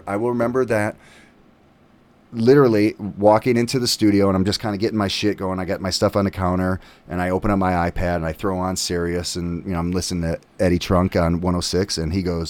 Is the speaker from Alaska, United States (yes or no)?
no; Chicago, Illinois, United States; I grew up in Chicago